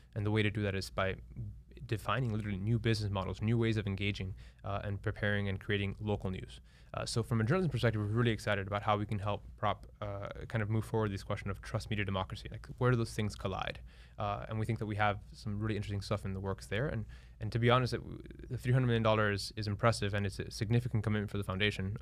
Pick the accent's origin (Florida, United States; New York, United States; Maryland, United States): Florida, United States; Miami; I'm born and raised in Miami